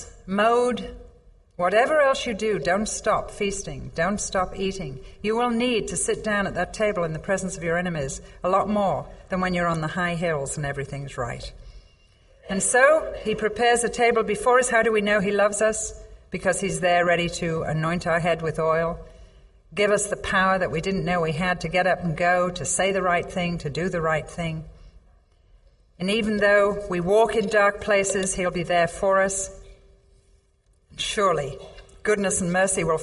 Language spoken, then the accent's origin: English; England, United Kingdom; I'm English